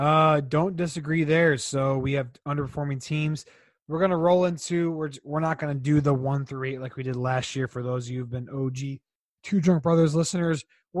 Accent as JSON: {"language": "English", "town": "St. Louis", "region": "Missouri", "country": "United States", "tie": "born or raised there", "said": "growing up in St. Louis"}